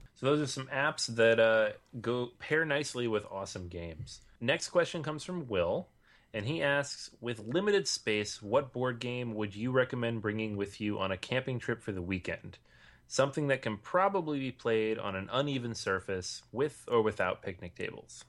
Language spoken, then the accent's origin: English; Venezuela; moved away as an adult; now in Barcelona, Spain; I'm originally from Venezuela, but currently living in Barcelona.